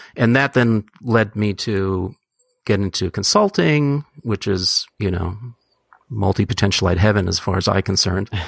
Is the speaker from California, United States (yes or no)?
yes; San Francisco, California, United States; also born or lived in Hamburg, Germany; I was born in Hamburg, Germany, and they immigrated here to San Francisco directly, um, when I was half a year old